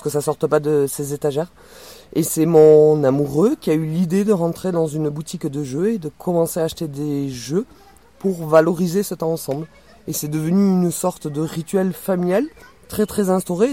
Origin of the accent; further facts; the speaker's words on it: Toulouse, Occitania, France; accent: accent chantant; je n'ai pas d'accent chantant, je viens de Toulouse.